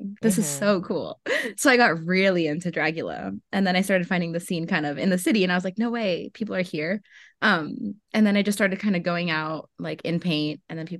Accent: Florida, United States; born there; also born or lived in Mexico / Atlanta; But yes, I was born in Florida and then moved back to Mexico for a few years.

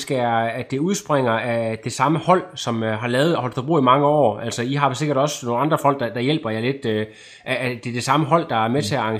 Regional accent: Holstebro, Central Denmark Region, Denmark; jeg kommer også fra Holstebro, ja.

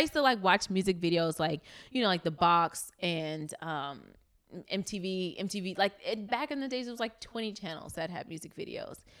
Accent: New York City, New York, United States; moved away as an adult; now in Los Angeles, United States; I'm from Brooklyn, New York. Um, was raised in East New York

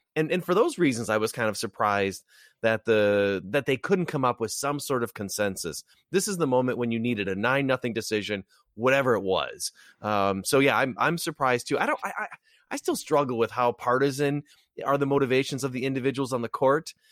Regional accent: Wisconsin, United States; my home state of Wisconsin

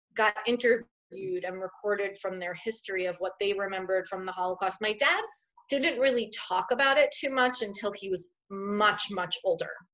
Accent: Long Island, New York, United States; also born or lived in Brooklyn, New York / Queens, New York; I would really consider myself more of a Long Islander than I am a Queensboro person. Yeah. Because I moved to Long Island when I was about six.

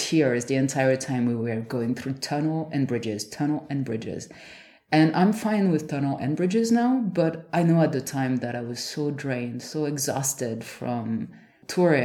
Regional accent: France; moved away; I'm from a small village

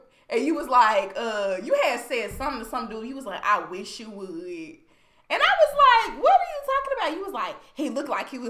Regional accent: North Little Rock, Arkansas, United States; I'm from Northside.

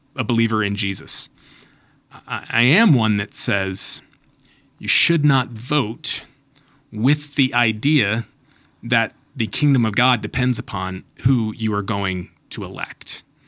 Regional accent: United States; American Christians

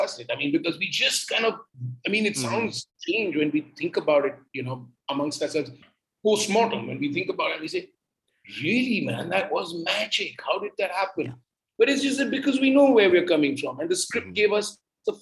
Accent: Mumbai, Maharashtra, India; the same city I belong

